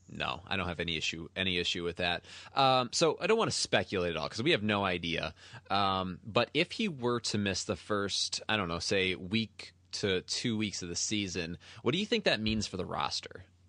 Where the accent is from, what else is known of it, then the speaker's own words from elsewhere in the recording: United States; I'm, I'm American. I'm not Japanese